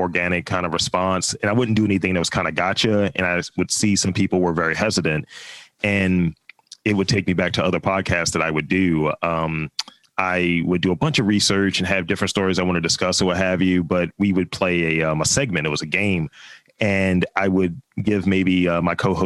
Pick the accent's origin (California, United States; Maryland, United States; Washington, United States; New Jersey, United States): Maryland, United States; Baltimore; I'm from Baltimore. I've been here all 36 years.